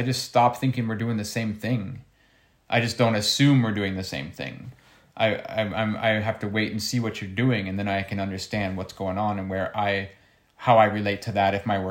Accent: United States; I grew up in America

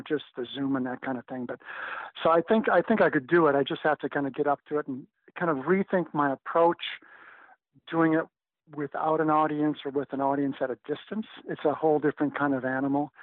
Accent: Minneapolis, Minnesota, United States; I was born in Minneapolis, Minnesota

